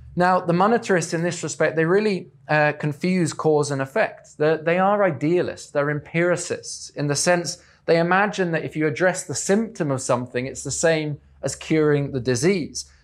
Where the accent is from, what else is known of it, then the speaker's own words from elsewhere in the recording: England, United Kingdom; I'm English